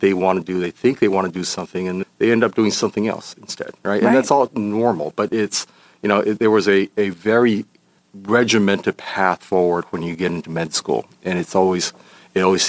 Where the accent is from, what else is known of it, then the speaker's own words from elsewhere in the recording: Los Angeles, California, United States; also born or lived in Taiwan; from an early age, I spent time in Los Angeles